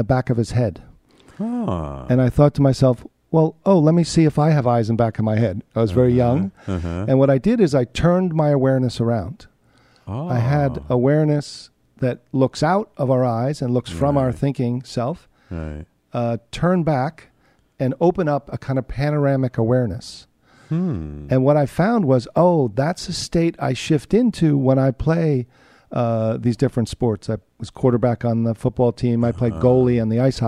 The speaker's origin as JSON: {"language": "English", "town": "Summit", "region": "New Jersey", "country": "United States", "tie": "born or raised there", "said": "I grew up in New Jersey"}